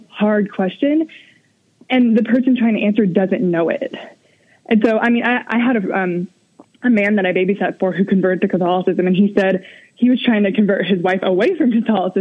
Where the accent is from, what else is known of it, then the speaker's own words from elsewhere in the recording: Louisiana, United States; moved away; also born or lived in Florida; my hometown in Louisiana